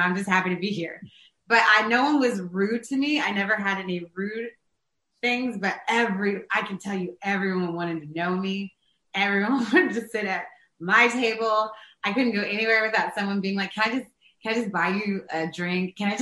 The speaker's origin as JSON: {"language": "English", "town": "New York City", "region": "New York", "country": "United States", "said": "as a New Yorker"}